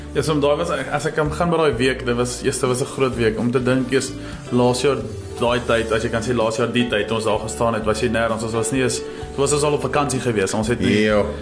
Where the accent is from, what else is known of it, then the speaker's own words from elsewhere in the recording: Potchefstroom, North West, South Africa; moved away as an adult; now in George, South Africa; ek het groot geword in Potchefstroom.